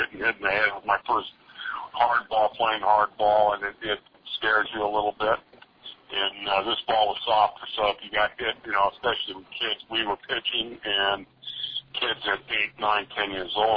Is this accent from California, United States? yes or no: yes; Napa, California, United States; also born or lived in Oakland, California / San Leandro, California; I was born in Oakland, and I lived in San Leandro until I was 6 years old, and then we moved here to Napa